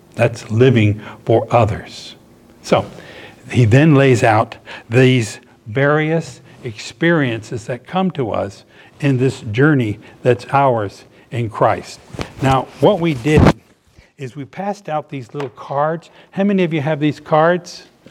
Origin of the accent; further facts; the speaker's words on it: Norfolk, Virginia, United States; moved away as an adult; also born or lived in Miami, Florida; I grew up in Norfolk, Virginia